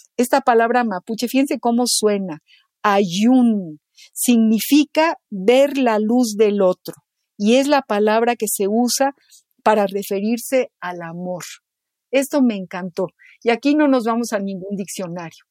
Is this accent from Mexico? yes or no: yes; Mexico